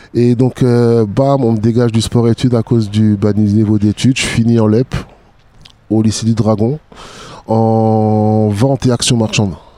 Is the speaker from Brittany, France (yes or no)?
no; Strasbourg, Grand Est, France; j'ai toujours vécu dans le mélange parce que j'ai grandi sur Haute-Pierre jusqu'à l'âge de 12-13 ans.